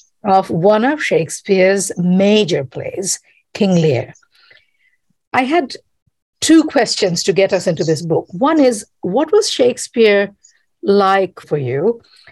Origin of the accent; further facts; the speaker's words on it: Kolkata, West Bengal, India; now in United States; I grew up in Calcutta